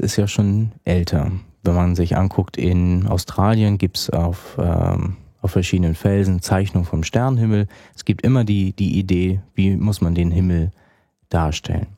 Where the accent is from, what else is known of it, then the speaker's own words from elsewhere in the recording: Kiel, Schleswig-Holstein, Germany; in Kiel, wo ich herkomme